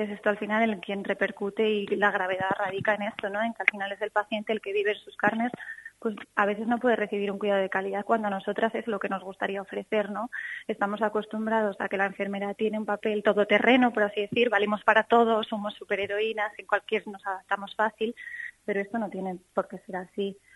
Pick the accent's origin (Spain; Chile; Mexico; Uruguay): Spain; Castile and León; moved away as an adult; also born or lived in Mallorca; yo me he vuelto a mi tierra porque yo quiero ofrecer eh, mis cuidados pues a la gente de aquí